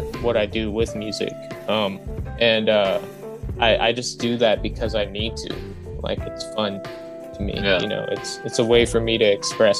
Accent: Maryland, United States; also born or lived in New York; now in Hawaii, United States; I'm originally from Maryland. Born just outside of DC. I lived in New York for some time, and then I made my way over to Hawaii, and I've been in Hawaii ever since.

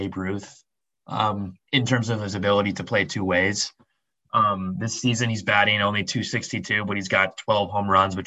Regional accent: Minnesota, United States; the Twins, the Minnesota Twins, my hometown team

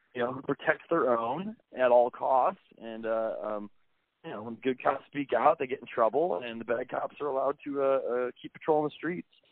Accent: Dubuque, Iowa, United States; growing up in Dubuque, you know, it's not a very culturally diverse town

